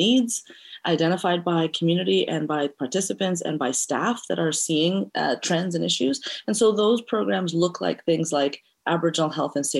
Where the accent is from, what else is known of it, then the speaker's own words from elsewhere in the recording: Montreal, Quebec, Canada; also born or lived in Eritrea; now in Vancouver, Canada; We are from Eritrea, which is in East Africa, and I was raised in Montreal and now make Vancouver my home